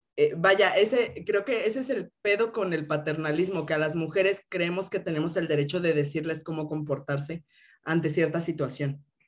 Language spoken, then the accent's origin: Spanish; Mexico City, Mexico; crecí aquí en Ciudad de México